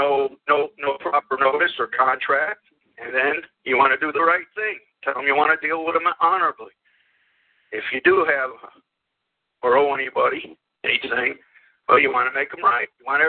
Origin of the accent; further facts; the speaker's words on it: Land O' Lakes, Florida, United States; I grew up in Land of Loops